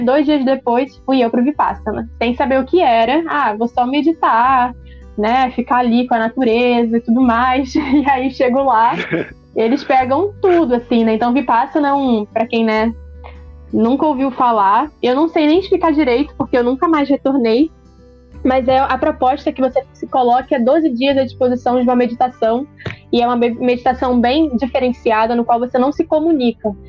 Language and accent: Portuguese; Brazil; sou de Caxias